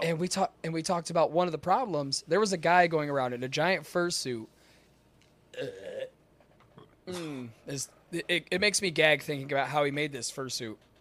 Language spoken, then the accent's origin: English; Michigan, United States; I am from Michigan.